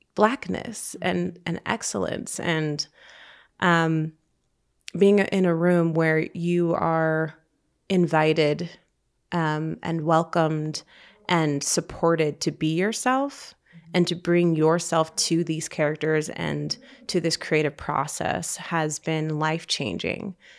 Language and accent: English; Utah, United States; I grew up in Utah, feeling strange